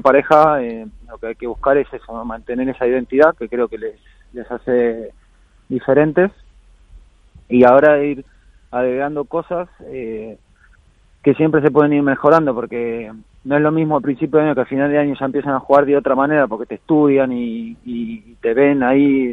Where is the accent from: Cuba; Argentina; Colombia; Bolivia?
Argentina; now in Spain; me fui a Argentina, estuve ahí más de dos semanas, ahí de vuelta en la, tierra y las raíces y bien, bien con la familia.